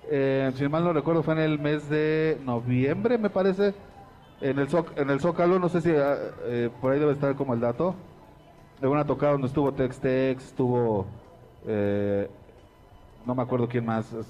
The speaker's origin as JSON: {"language": "Spanish", "country": "Mexico", "said": "algo que nos da identidad como mexicanos"}